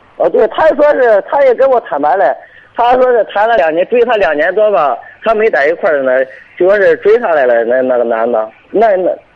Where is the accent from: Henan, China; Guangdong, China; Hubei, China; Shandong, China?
Shandong, China; Binzhou; 滨州这边儿的